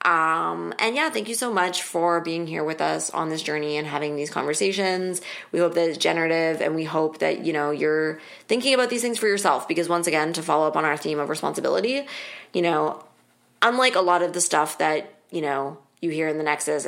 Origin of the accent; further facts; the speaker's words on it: Canada; we are Canadian